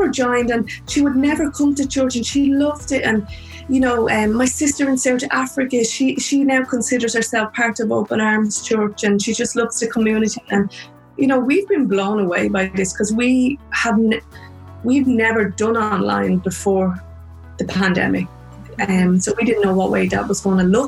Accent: Ireland; accent: Irish; also born or lived in New York

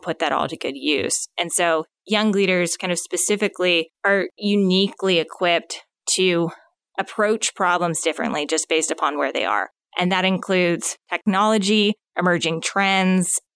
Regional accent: Phoenix, Arizona, United States; moved away as an adult; now in Northwest Arkansas, United States; originally born and raised in Phoenix, Arizona

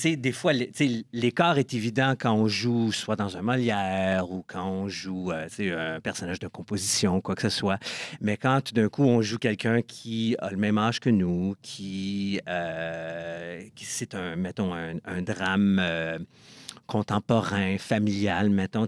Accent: Ottawa, Ontario, Canada; also born or lived in Toronto; je suis né à Ottawa. Et une fois que j'ai terminé mon bac à l'Université d'Ottawa, je suis déménagé à Toronto

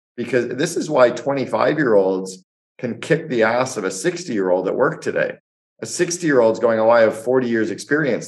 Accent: Canada; moved away as an adult; also born or lived in United States; now in Barbados; I'm Canadian. I was living and working in the United States for eight years

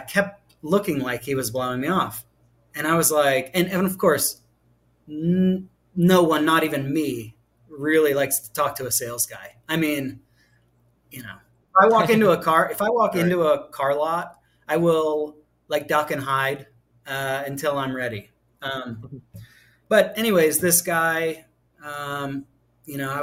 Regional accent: Pittsburgh, Pennsylvania, United States; moved away; also born or lived in Southeast United States; I'm from Pittsburgh, Pennsylvania

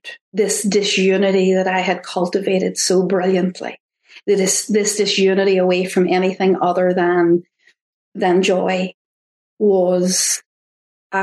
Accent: Ireland; accent: Irish; my Irish accent

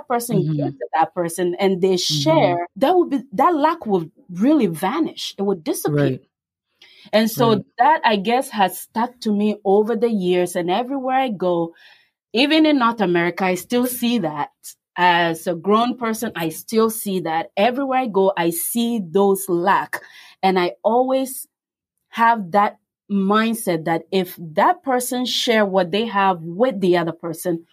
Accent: Ghana; moved away; I grew up in West Africa, Ghana

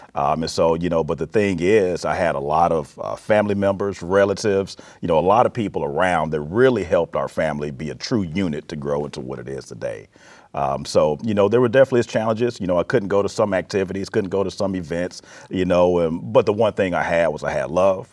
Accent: Florence, Alabama, United States; moved away as an adult; also born or lived in Mississippi / Arizona / Texas / Illinois; now in Peoria, United States; born and raised in Alabama, lived in Mississippi, Arizona, Texas, Illinois

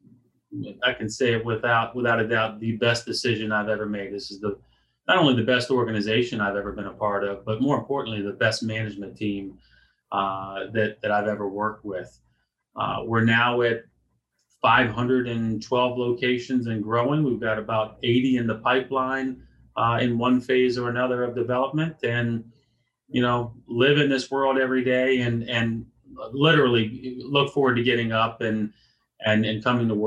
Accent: Virginia, United States; the town I grew up in Virginia

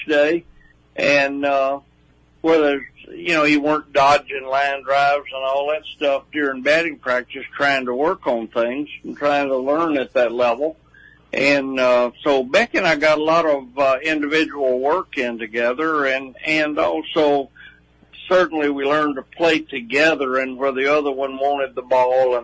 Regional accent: Arkansas, United States; I grew up in Arkansas

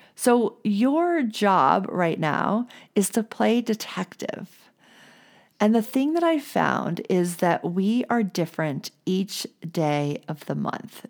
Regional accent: New Orleans, Louisiana, United States; I grew up in the South. I grew up in New Orleans

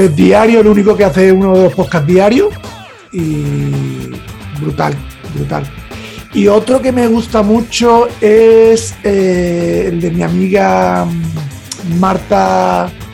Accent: Andalusia, Spain; yo como soy andaluz

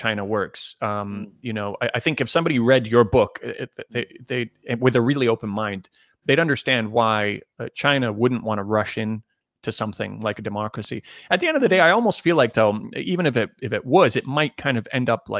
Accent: Canada; I grew up in Canada

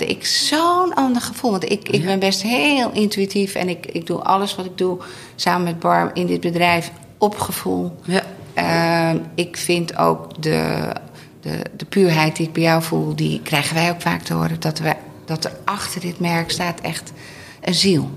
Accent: Veluwe, Gelderland, Netherlands; moved away; in de omgeving waar ik zelf ook vandaan kom. Oh. Eh, de Veluwe.

